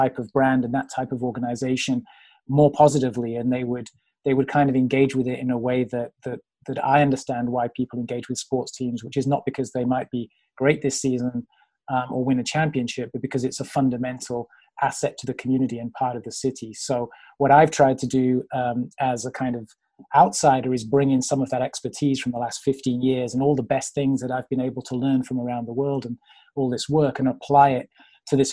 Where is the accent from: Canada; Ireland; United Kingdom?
United Kingdom; moved away as an adult; now in United States; I'm originally a Brit. So I grew up with this idea that a soccer club comes from the community